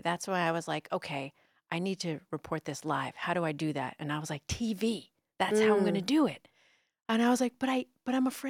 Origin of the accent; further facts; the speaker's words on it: New York City, New York, United States; accent: New York; Was born, you know, in Bay Ridge, and I grew up in the city and then moved to Jersey. But so my accent was a New York accent.